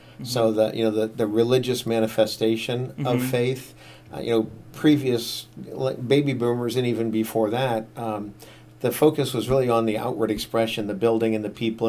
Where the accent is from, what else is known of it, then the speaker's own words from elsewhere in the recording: Washington, District of Columbia, United States; born there; Lived in a lot of different places around the eastern part of the United States. I was born in Washington, D.C.